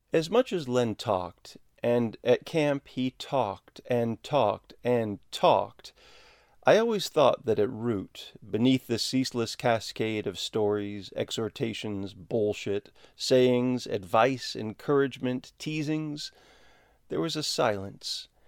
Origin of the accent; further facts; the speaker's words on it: Minnetonka, Minnesota, United States; I'm a kid from Minnetonka, Jesus fanatics for parents.